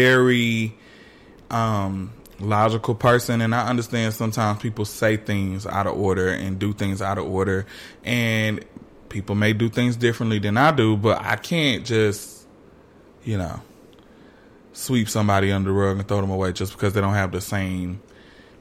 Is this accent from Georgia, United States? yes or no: yes; Atlanta, Georgia, United States; technically I'm from Southwest Atlanta. I did live on the West Side for a lot of my life